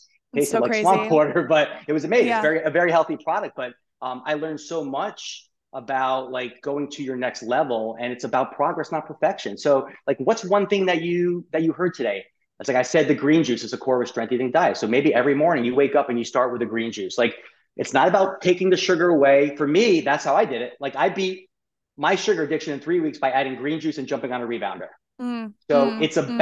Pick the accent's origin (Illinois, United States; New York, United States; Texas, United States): New York, United States; I'm a New Yorker. I talk fast.